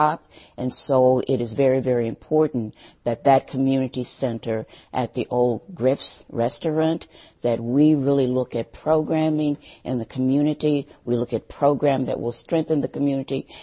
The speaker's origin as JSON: {"language": "English", "town": "St. Louis", "region": "Missouri", "country": "United States", "moved": "as an adult", "lives_now": "Madison, United States", "said": "I'm from St. Louis, Missouri"}